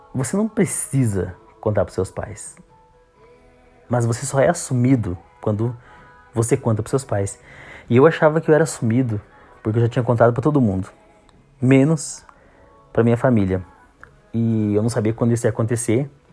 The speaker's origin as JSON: {"language": "Portuguese", "town": "Campos Novos", "region": "Santa Catarina", "country": "Brazil", "tie": "born or raised there", "said": "eu nasci aqui em Campos Novos mesmo"}